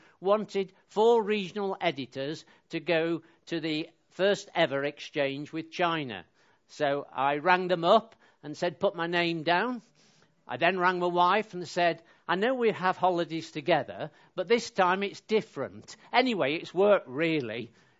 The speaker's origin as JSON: {"language": "English", "region": "West Midlands", "country": "United Kingdom", "tie": "born or raised there", "said": "I was brought up in North Staffordshire, and I'm a stamp collector."}